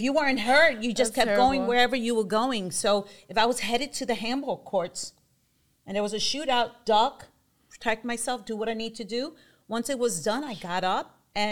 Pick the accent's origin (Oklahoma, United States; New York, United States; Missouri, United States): New York, United States; New York City; now in Vineland, United States; I'm originally from Bushwick, born and raised